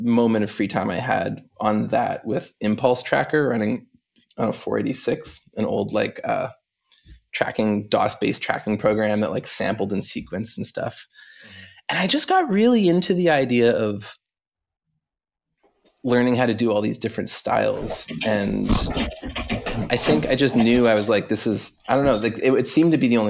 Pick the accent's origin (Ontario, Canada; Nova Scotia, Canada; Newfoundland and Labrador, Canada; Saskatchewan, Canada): Nova Scotia, Canada; Halifax; I grew up in Halifax, Nova Scotia, on the east coast of Canada